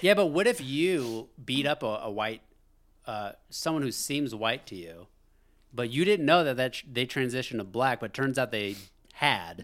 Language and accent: English; United States; As an American